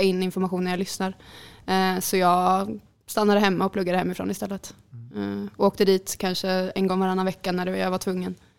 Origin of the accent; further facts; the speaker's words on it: Jönköping, Jönköping County, Sweden; moved away as an adult; now in Skövde, Sweden; jag kommer från Jönköping